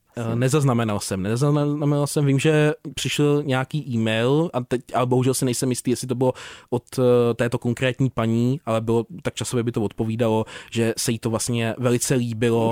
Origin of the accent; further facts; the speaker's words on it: Prague, Czechia; moved away as an adult; also born or lived in Krkonoše; pocházím z jižního města